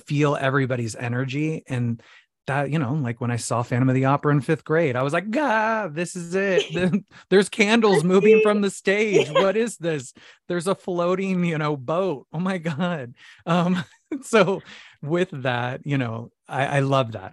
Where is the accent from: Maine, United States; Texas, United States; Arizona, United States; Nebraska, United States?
Arizona, United States; Phoenix; now in New York City, United States; So I'm originally from Phoenix, Arizona, okay. uh, the Valley of the Sun, the desert.